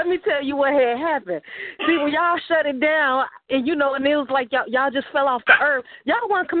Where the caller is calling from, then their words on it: Chicago, Illinois, United States; calling from the south side of Chicago.